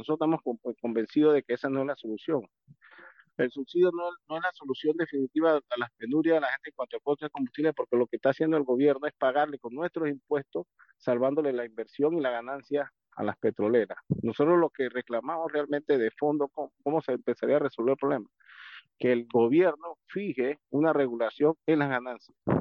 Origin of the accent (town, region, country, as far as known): Panama